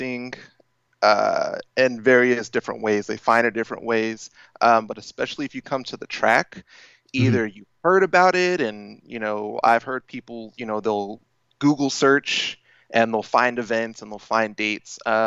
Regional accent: Sacramento, California, United States; I'm from Northern California, Sacramento to be exact

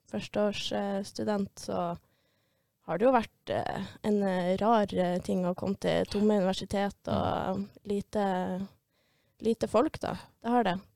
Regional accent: Bodø, Nordland, Norway; Jeg er fra Bodø, ja.

